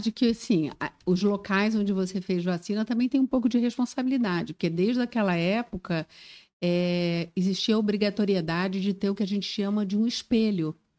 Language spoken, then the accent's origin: Portuguese; Rio de Janeiro, Brazil; moved away as an adult; also born or lived in Florianópolis, Brazil; now in Joinville, Brazil; Eu sou carioca, sou do Rio de Janeiro